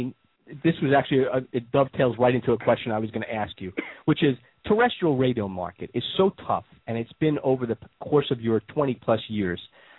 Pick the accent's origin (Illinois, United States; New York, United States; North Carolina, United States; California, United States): New York, United States; now in Florida, United States; growing up in New York, I'm a New Yorker as well.